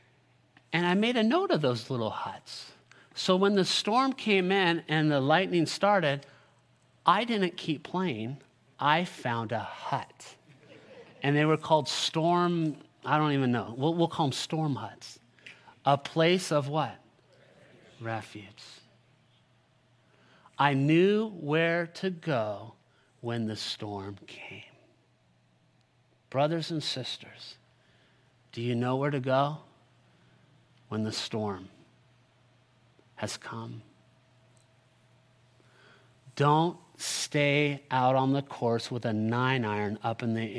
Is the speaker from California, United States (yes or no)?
yes; California, United States; I'm born and raised in California